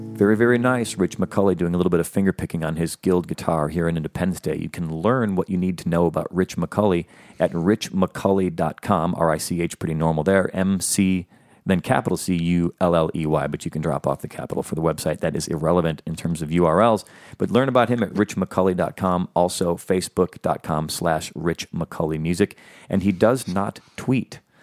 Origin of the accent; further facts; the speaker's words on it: Chicago, Illinois, United States; now in Los Angeles, United States; growing up in Chicago where there was nothing even akin